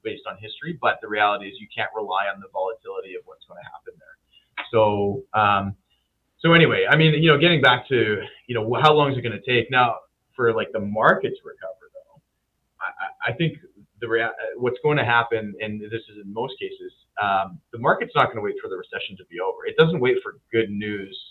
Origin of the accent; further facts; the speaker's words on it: Winnipeg, Manitoba, Canada; I'm from Winnipeg